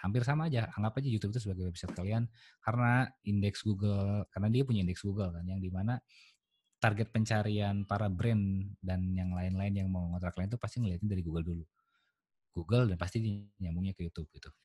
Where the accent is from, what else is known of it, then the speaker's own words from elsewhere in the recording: West Java, Indonesia; saya karakter orang Sunda saya